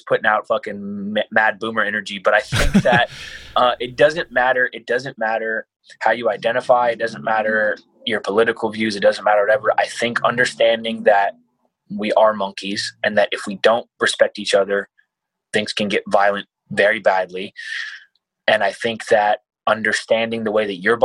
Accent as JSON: {"language": "English", "country": "United States", "tie": "born or raised there", "said": "I grew up poor in America."}